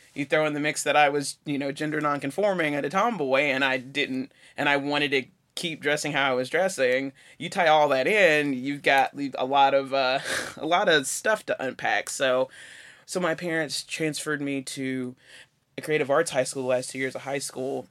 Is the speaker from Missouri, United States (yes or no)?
no; Chattanooga, Tennessee, United States; moved away as an adult; now in Johnson City, United States; I was raised in Chattanooga, but I've been living in Johnson City for fifteen years